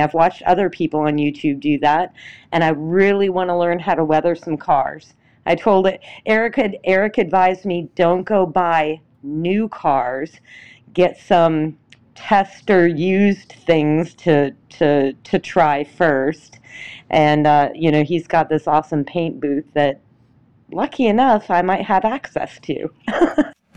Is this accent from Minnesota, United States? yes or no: yes; Minnesota, United States; also born or lived in Atlanta area; now in Atlanta, United States; my hometown is, um, up in Minnesota, in a very remote part of it